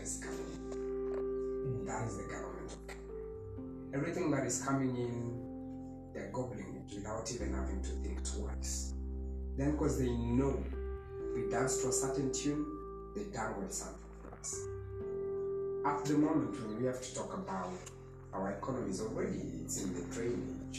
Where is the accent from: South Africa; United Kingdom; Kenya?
Kenya; as a Kenyan